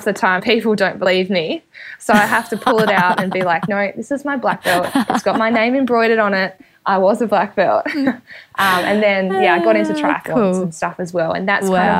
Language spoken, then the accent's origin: English; Perth, Tasmania, Australia; moved away as an adult; now in Adelaide, Australia; I am from Perth, Tasmania. So there's a small country town, probably about 15 minutes out of Launceston.